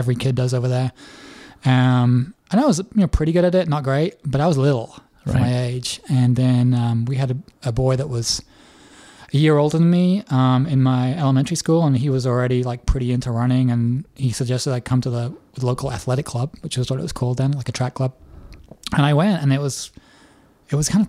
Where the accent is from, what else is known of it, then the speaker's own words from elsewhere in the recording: Leeds, Yorkshire and the Humber, United Kingdom; now in Nashville, United States; I grew up in England. I was born in Leeds, which is about 3 hours north of London